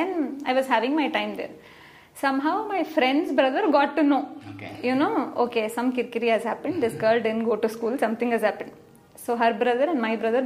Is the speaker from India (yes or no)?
yes; Hyderabad, Telangana, India; now in Bangalore, India; I was born and brought up in Hyderabad